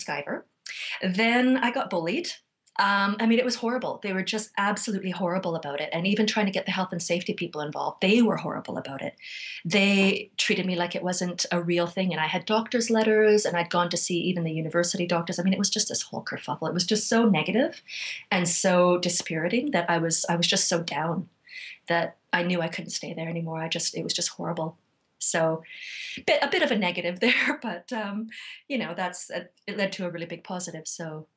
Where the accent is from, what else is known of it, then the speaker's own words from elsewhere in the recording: Vancouver, British Columbia, Canada; moved away as an adult; now in South Coast of England, United Kingdom; Canada. I moved here from Vancouver in 2006.